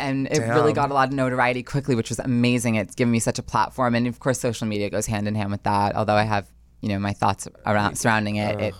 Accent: New Jersey, United States; But I know I grew up in a wonderful town in northern New Jersey

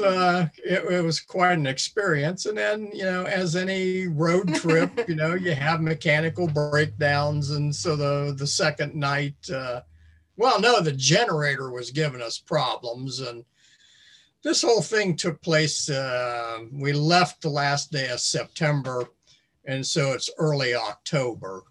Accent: Midwest, United States; we're from the Midwest

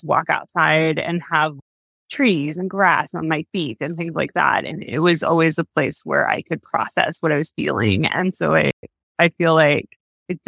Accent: Southwest Missouri, United States; moved away; I'm originally from Missouri, Southwest Missouri.

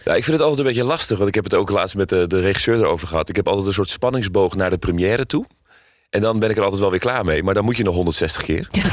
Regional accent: Amsterdam, North Holland, Netherlands; ik kom zelf uit Amsterdam, geboren en getogen.

